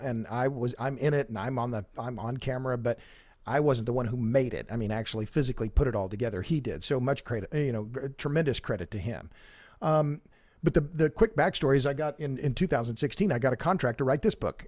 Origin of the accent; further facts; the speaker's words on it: Oklahoma, United States; now in Texas, United States; I'm born and raised in Oklahoma. I've lived in Texas a long time